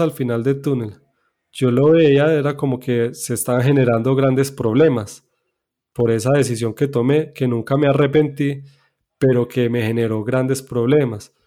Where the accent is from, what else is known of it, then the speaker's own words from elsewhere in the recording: Medellín, Antioquia, Colombia; yo nací en Medellín, en Colombia. Soy hijo de padres adventistas. Eh, allí me crié